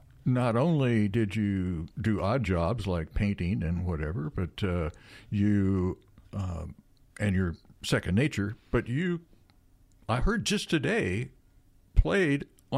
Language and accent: English; Fayette, Missouri, United States; I'm from Fayette, so 2,000.